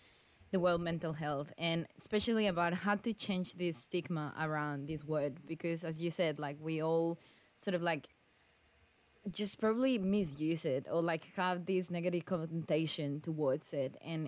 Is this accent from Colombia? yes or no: yes; Colombia; now in Australia; I'm from Colombia and I love dancing. Salsa is in my blood.